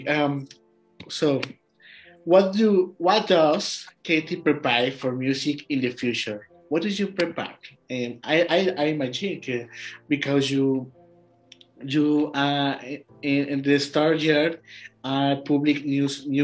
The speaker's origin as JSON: {"language": "English", "country": "Mexico", "second_language": "English", "said": "I'm from Mexico. My podcast"}